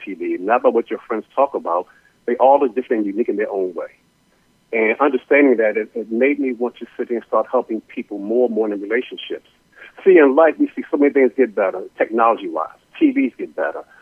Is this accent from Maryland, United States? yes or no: yes; Baltimore, Maryland, United States; I'm originally from Baltimore